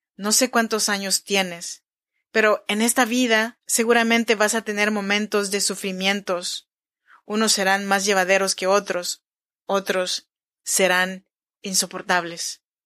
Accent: Chinantla region, Oaxaca, Mexico; now in Sacramento, United States; Yo soy mexicana, oaxaqueña, de la región chinanteca. Te saludo desde Sacramento, California

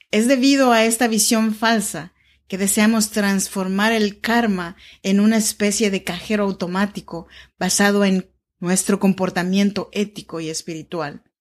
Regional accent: Oaxaca, Mexico; now in Sacramento, United States; te saludo desde Sacramento, California. Yo soy oaxaqueña mexicana de la región chinanteca y vivo en Sacramento, California, desde hace ya más de 10 años.

